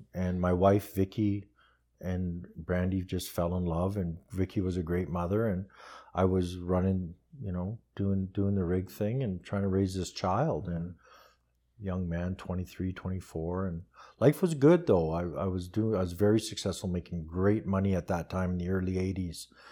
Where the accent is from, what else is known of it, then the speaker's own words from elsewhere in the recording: Red Deer, Alberta, Canada; also born or lived in Calgary; I was raised in Red Deer